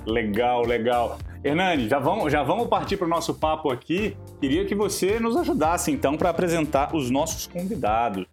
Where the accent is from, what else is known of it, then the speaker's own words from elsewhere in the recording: Minas Gerais, Brazil; Eu sou, eu sou de Minas, é, minha cidade era ali encostada no Goiás